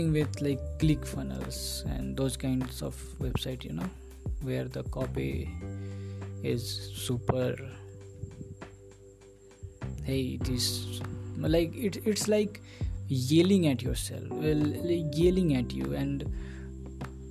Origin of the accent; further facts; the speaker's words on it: India; English is a second language; I am from India